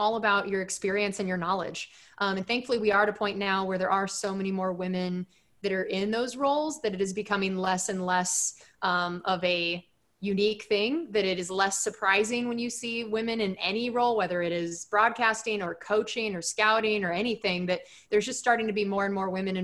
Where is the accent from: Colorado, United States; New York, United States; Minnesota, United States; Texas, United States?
Texas, United States; high school football in Texas